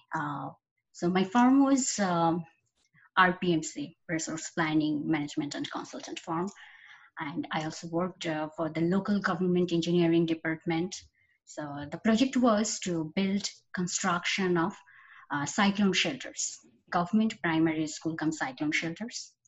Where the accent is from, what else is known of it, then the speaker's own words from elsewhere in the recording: Khulna, Khulna Division, Bangladesh; moved away as an adult; I was born and brought up in Khulna, Bangladesh, and my school, college, university was all there